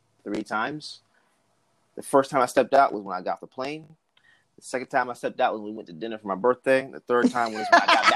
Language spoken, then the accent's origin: English; Georgia, United States; also born or lived in Newark, New Jersey; I was born in Newark, New Jersey. I stayed up there till I was 2. Moved down here. All I pretty much know is Georgia